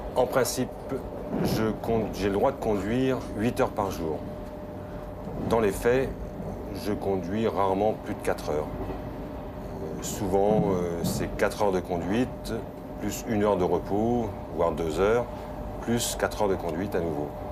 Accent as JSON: {"language": "French", "region": "Brittany", "country": "France", "tie": "born or raised there", "also_born_or_lived": "Paris", "moved": "as an adult", "said": "étant breton, je désirais absolument revenir dans ma région d'origine"}